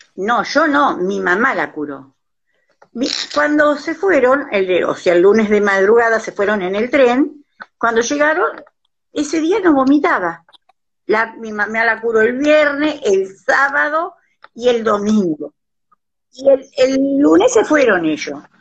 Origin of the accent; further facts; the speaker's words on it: Pedernales, Buenos Aires Province, Argentina; Yo nací y me crié en Pedernales.